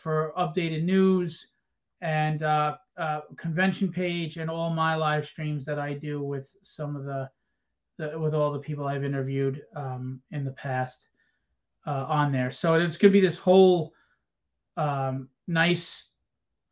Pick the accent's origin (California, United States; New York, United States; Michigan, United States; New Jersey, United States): New York, United States; New York Comic Con, which is my hometown.